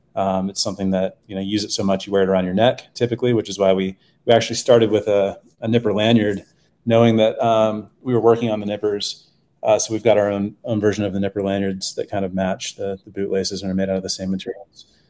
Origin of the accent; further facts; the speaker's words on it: Texas, United States; now in Boulder, United States; I grew up in Texas